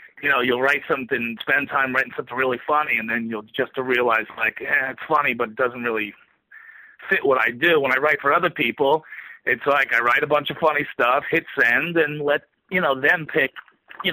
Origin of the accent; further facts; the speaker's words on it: New Jersey, United States; now in New York, United States; I grew up in Jersey.